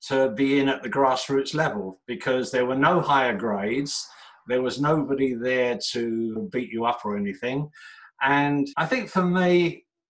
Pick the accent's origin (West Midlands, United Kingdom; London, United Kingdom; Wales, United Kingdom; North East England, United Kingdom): London, United Kingdom; moved away as an adult; now in Japan; I'm from London, England, and growing up in the 60s and 70s